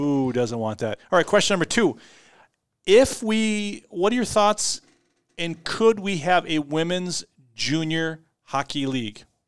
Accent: Austin, Minnesota, United States; I grew up in Austin

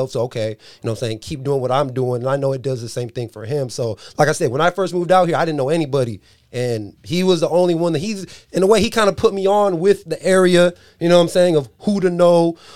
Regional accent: San Diego, California, United States; moved away as an adult; now in Dixon, United States; I'm, I'm not from NorCal, you know, Chris, you're from Oakland, you're from Sac. I'm, I'm originally from San Diego. So when I first moved out here, you know I'm saying? I live in Dixon, that's where my wife is from.

